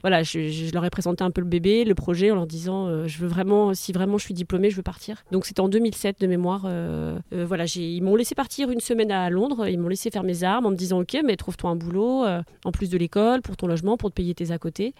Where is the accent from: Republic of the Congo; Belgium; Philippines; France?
France; French Flanders, near Hazebrouck, Hauts-de-France; j'ai grandi dans les Flandres, euh, près d'Asbrook